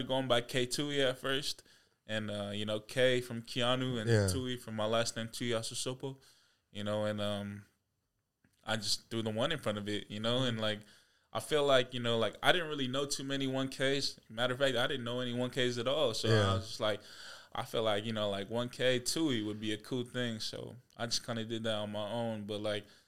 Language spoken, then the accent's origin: English; Spanaway, Washington, United States; also born or lived in Olympia, Washington / Lakewood, Washington; I grew up in Spanaway, Washington